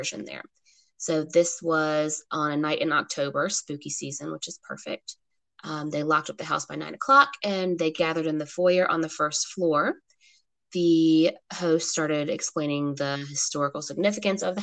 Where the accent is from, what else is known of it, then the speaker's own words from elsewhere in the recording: Portsmouth, Virginia, United States; I was like born and raised in Portsmouth